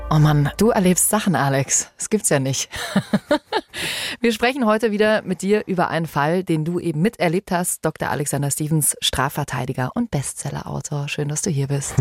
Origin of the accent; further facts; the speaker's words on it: Bavaria, Germany; Hier bei uns in Bayern